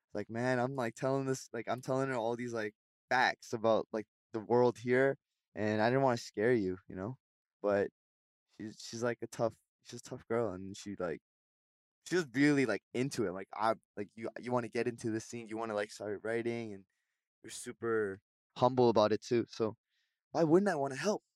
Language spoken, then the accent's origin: English; Vancouver, British Columbia, Canada; now in Seoul, South Korea